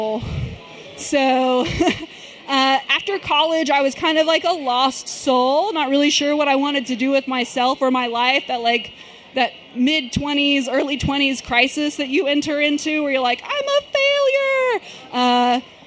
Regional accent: Sherman, Texas, United States; moved away as an adult; now in Dallas, United States; I'm from Sherman, Texas. That's a town, yes, ma'am, that's a town an hour north of Dallas

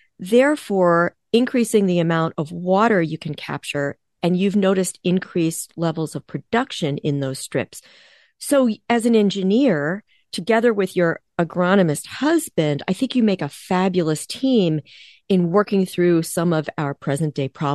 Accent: East Coast, United States; now in Midwest, United States; I am based in the Midwest, I grew up on the East Coast

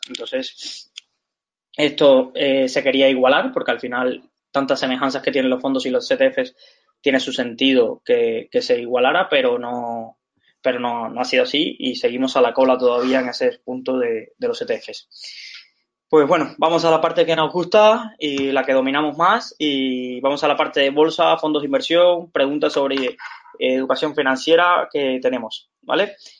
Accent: Valencia, Valencian Community, Spain; somos de aquí de Valencia

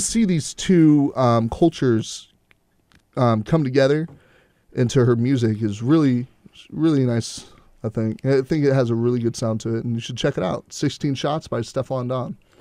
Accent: Houston, Texas, United States; I'm from Houston

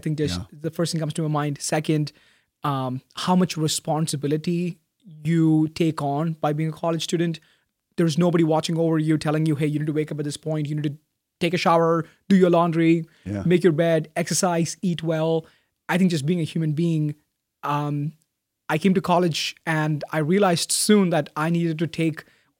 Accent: Bahrain; So I was born and raised a Christian in Bahrain.

